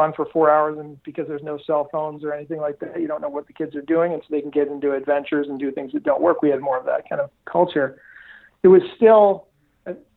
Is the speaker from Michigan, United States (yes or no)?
yes; Detroit, Michigan, United States; I grew up in suburban Detroit